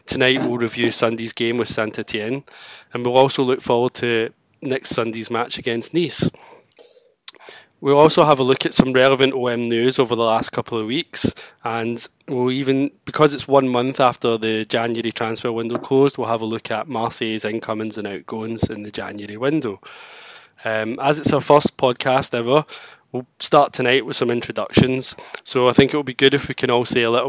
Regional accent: Glasgow, Scotland, United Kingdom; I'm from Glasgow, and I admit, all grown up, all through my childhood

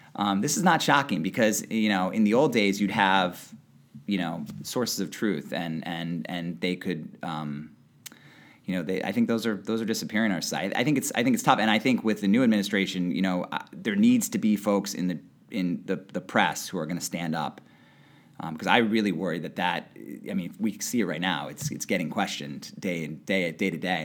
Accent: West Hartford, Connecticut, United States; moved away as an adult; also born or lived in New Haven; now in Boston, United States; grew up in West Hartford, Connecticut

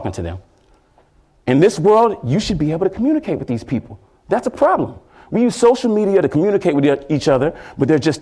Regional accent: Houston, Texas, United States; I'm from Houston, Texas

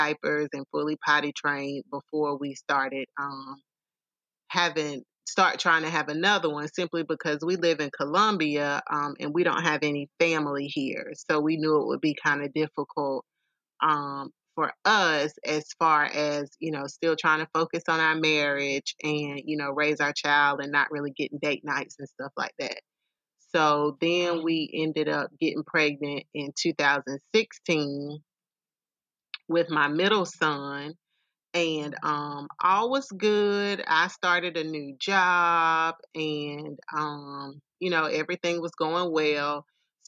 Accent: Simpsonville, South Carolina, United States; moved away as an adult; now in Columbia, United States; I am originally from the upstate Simpsonville, Greenville area.

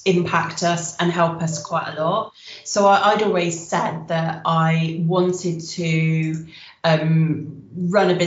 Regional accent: Wiltshire, South West England, United Kingdom; moved away as an adult; now in Cardiff, United Kingdom; I'm originally from Wiltshire

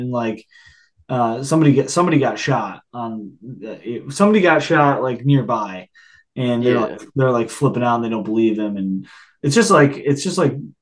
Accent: upstate New York, United States; I've grown up in New York, but I'm an upstate New Yorker.

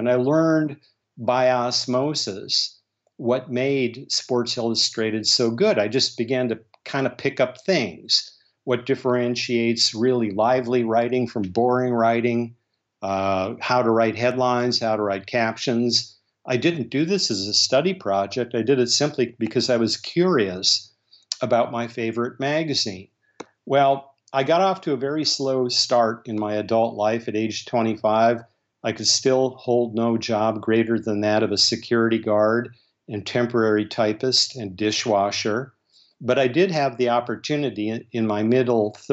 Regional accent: North Dakota, United States; I grew up in North Dakota

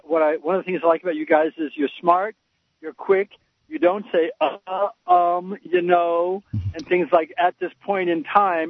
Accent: Scarsdale, New York, United States; even though financially I'm considered low class myself, although I was raised in Scarsdale, New York, and I went to college, and all my relatives were college educated.

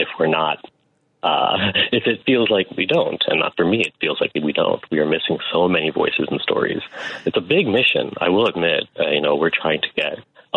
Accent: Bangladesh; now in Chicago, United States; I am a South Asian, right? I'm from Bangladesh.

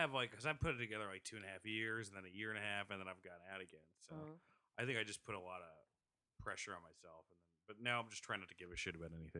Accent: Rutherford, New Jersey, United States; I grew up in Rutherford.

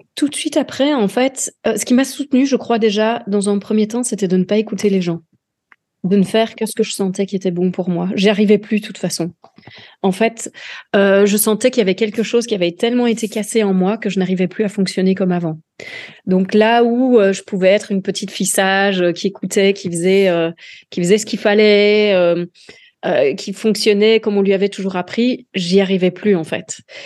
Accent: Dinant, Wallonia, Belgium; je suis originaire du sud de la Belgique, euh, d'Inan

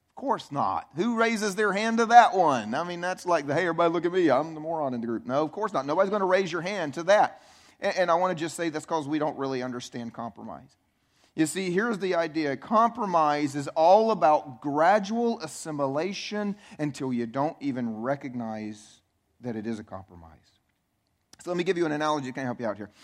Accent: Clover, South Carolina, United States; I grew up in, in an obscure little southern town called Clover Sac, Carolina.

